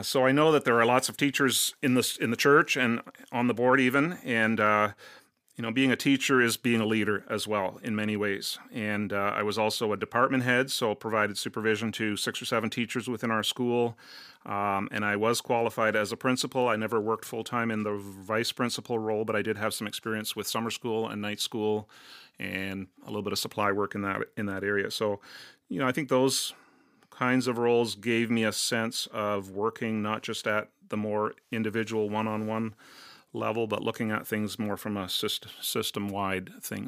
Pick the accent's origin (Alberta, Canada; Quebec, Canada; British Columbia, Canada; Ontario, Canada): Ontario, Canada; Cornwall; also born or lived in Brampton / St. Catharines; I grew up in Cornwall in Eastern Ontario.